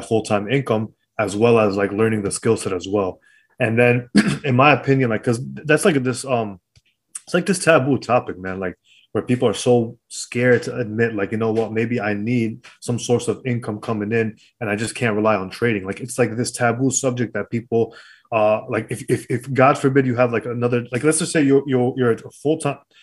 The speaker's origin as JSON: {"language": "English", "town": "New York City", "region": "New York", "country": "United States", "tie": "born or raised there", "also_born_or_lived": "Brooklyn", "said": "I was born in Queens"}